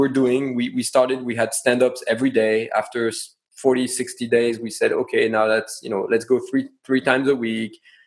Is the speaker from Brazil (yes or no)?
no; France; accent: French; English is a second language; moved away; my French accent